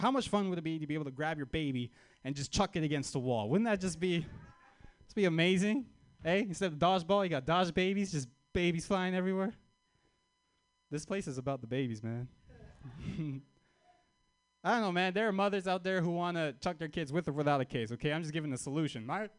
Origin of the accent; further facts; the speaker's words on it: Canada; I'm Armenian, but I'm also from Canada.